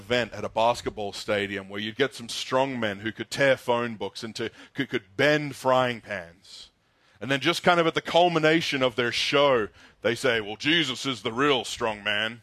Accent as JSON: {"language": "English", "country": "Australia", "tie": "born or raised there", "moved": "yes", "said": "I grew up in Australia in the 90s."}